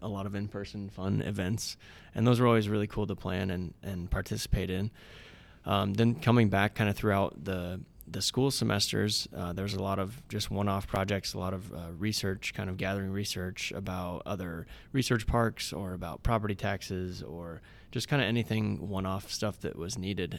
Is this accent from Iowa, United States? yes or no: yes; Hamburg, Iowa, United States; also born or lived in Ames, Iowa; I grew up in Southwest Iowa. Hamburg was the name of the town.